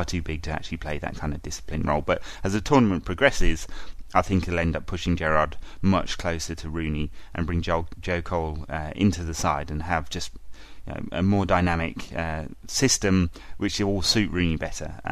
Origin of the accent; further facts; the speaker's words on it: England, United Kingdom; I am English